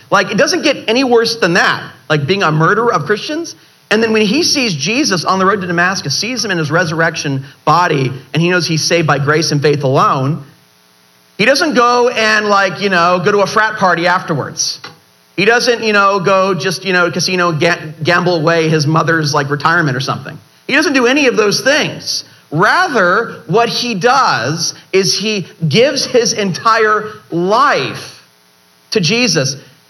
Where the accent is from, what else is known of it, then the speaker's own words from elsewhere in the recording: Ireland; I know, it's my middle name and I'm Irish and I don't even realize, you know.